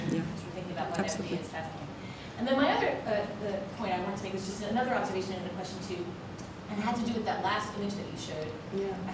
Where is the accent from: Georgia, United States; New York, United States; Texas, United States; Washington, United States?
New York, United States; moved away